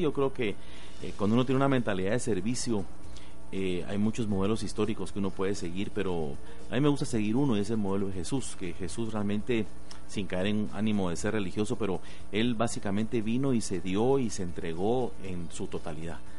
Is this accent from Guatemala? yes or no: yes; Guatemala